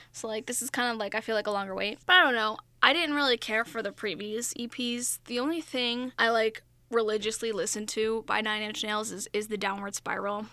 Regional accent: Long Island, New York, United States; accent: Long Island; my Long Island accent just came out

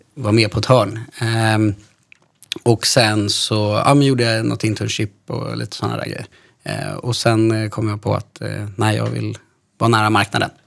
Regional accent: Stockholm, Stockholm County, Sweden; Jag är 31 år från Stockholm

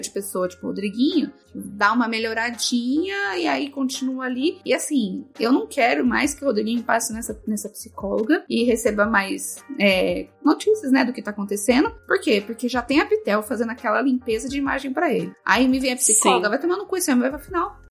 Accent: Caraguatatuba, São Paulo, Brazil; eu sou de Caraguatatuba

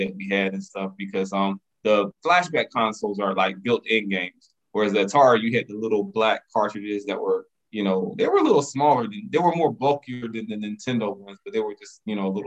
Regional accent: Lumberton, North Carolina, United States; I grew up in Lumberton

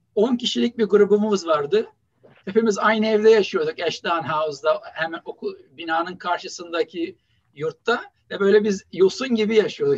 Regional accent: Istanbul, Turkey; moved away as an adult; also born or lived in Boston, United States / Mississippi, United States; now in Buffalo, United States; İstanbul Samatya Hastanesi doğumluyum. Ee, Beyazıt İlkokulu'nu bitirdim. Ondan sonra Vefa Lisesi'nde ortaokul ve liseyi bitirdim.

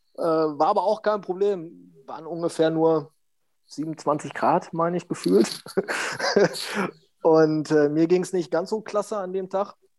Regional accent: Steinhagen, North Rhine-Westphalia, Germany; ich wollte dann wieder in mein Heimatdorf. Mm, meine Mutter wohnte noch hier, mein, mein Bruder

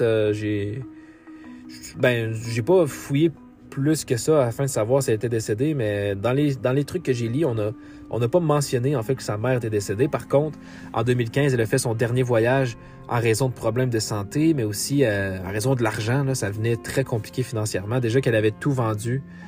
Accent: Quebec, Canada; dans ma propre ville natale d'où je viens au Québec

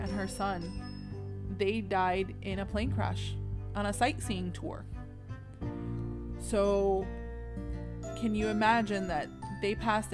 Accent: New York, United States; moved away; also born or lived in Orlando; I was born in New York

